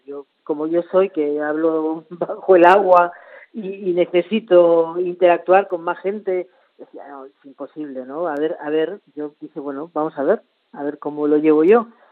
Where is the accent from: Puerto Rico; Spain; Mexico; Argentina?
Argentina; moved away as an adult; volver a la que era mi tierra